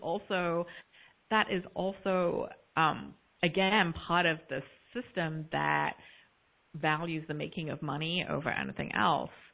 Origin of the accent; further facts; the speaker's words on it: South East England, United Kingdom; also born or lived in London; now in United States; I was born a few years later in London, um, grew up in the south of England in a very homogenous, predominantly white community